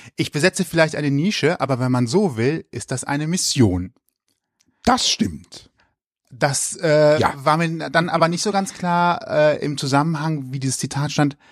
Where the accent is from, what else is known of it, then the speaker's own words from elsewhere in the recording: Leverkusen, North Rhine-Westphalia, Germany; Ich komme aus Opladen.